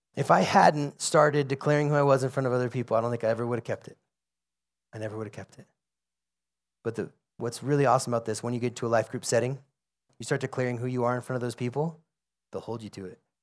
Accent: United States; I'm an American

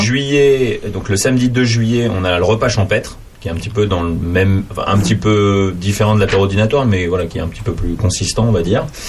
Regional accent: Paris, Île-de-France, France; je, suis parisien

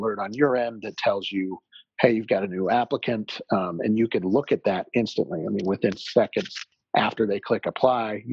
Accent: Salt Lake City, Utah, United States; also born or lived in Jackson Hole, Wyoming; I grew up in Salt Lake City, Utah

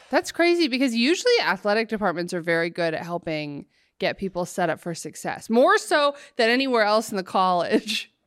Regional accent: Oregon, United States; now in Los Angeles, United States; I'm from Oregon

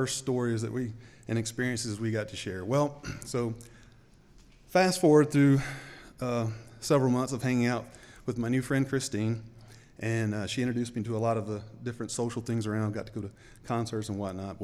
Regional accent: the South, United States; accent: Southern; moved away as an adult; also born or lived in Memphis, Tennessee; now in Boise, United States; as you may can tell from my accent, I'm not from around here, I'm from the South

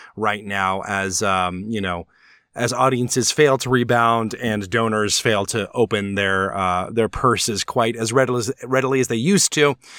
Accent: Alabama, United States; legally speaking, I am from Alabama

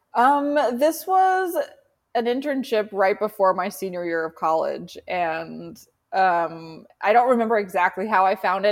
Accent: Boston, Massachusetts, United States; also born or lived in San Francisco Bay Area; now in San Francisco, United States; I grew up in Boston, um, in Charlestown, for anyone who knows Boston pretty well, like right on the water

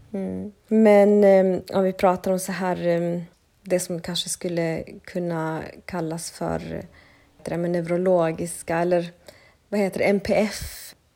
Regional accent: Sweden; jag har vuxit upp i Sverige men med en annan kultur i bakgrunden. Mina föräldrar är från Bolivia.

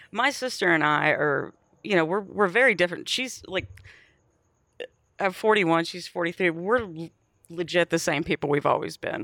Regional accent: Bay City, Texas, United States; moved away; also born or lived in Wharton, Texas / Austin, Texas; I grew up in Bay City, Texas

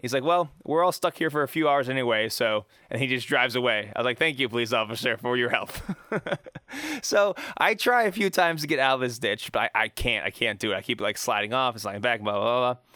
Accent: Pittsburgh, Pennsylvania, United States; I'm from Pittsburgh

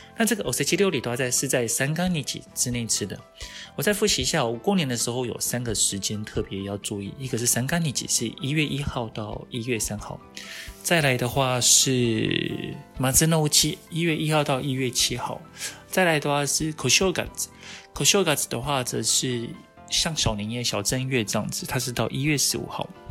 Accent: Taiwan; 以我们台湾人来讲的话，我们是观光客嘛

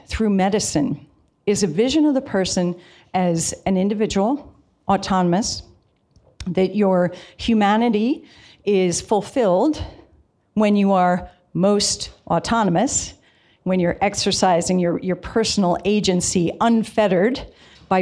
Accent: Virginia, United States; I'm from Virginia

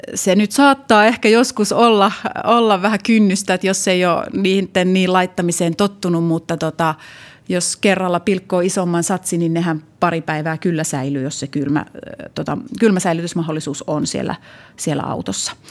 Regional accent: Jyväskylä, Central Finland, Finland; Mä oon Jyväskylästä kotosi

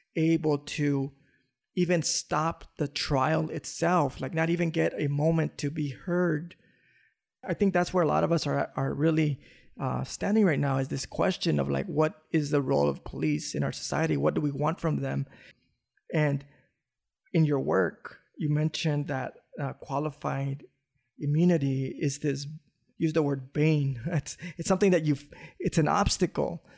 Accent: Los Angeles, California, United States; growing up in South Central

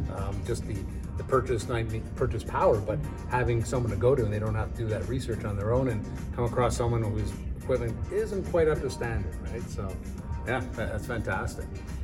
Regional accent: Montreal, Quebec, Canada; I'm from Montreal

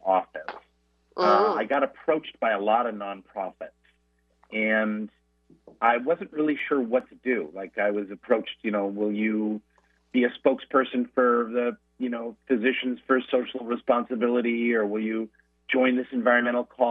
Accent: Seattle, Washington, United States; moved away; I'm coming back to Seattle, my hometown

